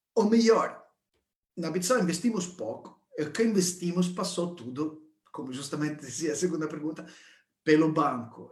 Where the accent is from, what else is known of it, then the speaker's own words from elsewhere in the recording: Italy; Portuguese is a second language; now in Portugal; Eu sou italiano